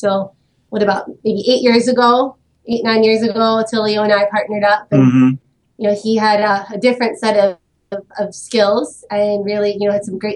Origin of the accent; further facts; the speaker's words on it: Silver Spring, Maryland, United States; moved away as an adult; now in Oahu, United States; from Maryland. I grew up in Silver Spring and joined the Army.